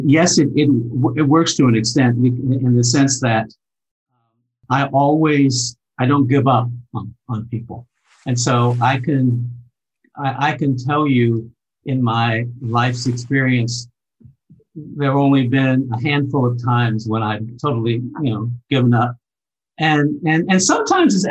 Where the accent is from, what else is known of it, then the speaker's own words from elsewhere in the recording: Cincinnati, Ohio, United States; moved away as an adult; also born or lived in Germany; where I grew up in Cincinnati, we very early, when I was 3 years old, we moved to a predominantly Jewish neighborhood